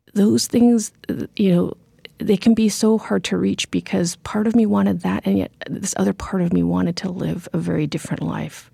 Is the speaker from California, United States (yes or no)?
no; Corvallis, Oregon, United States; born or raised there; also born or lived in Cambodia